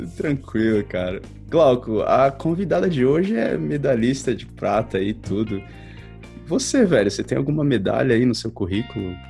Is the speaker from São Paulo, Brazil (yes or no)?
yes; São Paulo, Brazil; eu sou de São Paulo